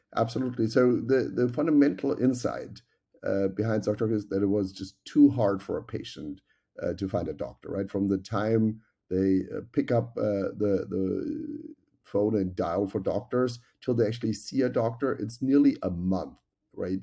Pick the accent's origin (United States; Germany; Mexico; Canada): Germany; moved away; as you can tell by my accent, I grew up in Germany